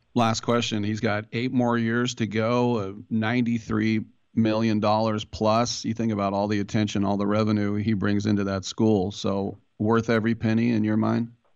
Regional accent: East Bay, San Francisco Bay Area, California, United States; where I grew up in the East Bay here in the Bay Area

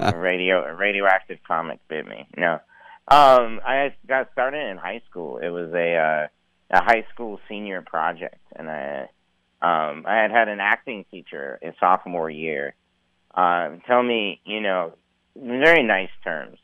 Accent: Missoula, Montana, United States; I grew up in uh, western Montana, in Missoula, the Missoula area

